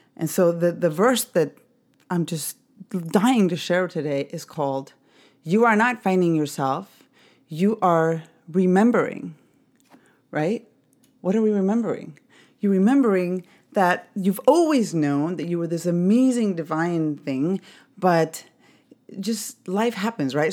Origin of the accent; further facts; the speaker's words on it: Mexico City, Mexico; I grew up in Mexico City